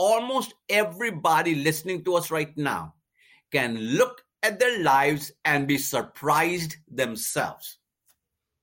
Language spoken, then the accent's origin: English; India; now in United States; I'm from India